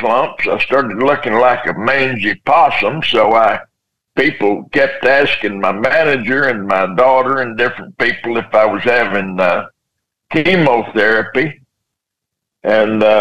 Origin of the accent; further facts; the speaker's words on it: West Texas, United States; moved away; growing up in West Texas